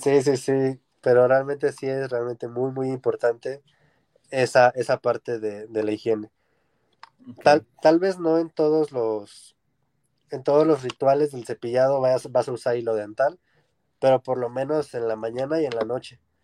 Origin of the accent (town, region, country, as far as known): Mexico